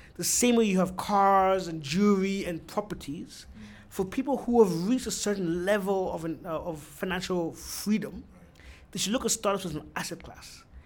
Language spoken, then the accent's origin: English; Austria; now in Ghana; I was born and raised in Austria.